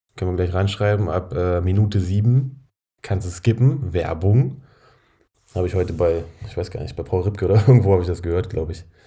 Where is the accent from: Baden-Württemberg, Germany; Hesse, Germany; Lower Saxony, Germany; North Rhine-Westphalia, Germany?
Lower Saxony, Germany; Braunschweig; moved away; Braunschweig meine alte Heimat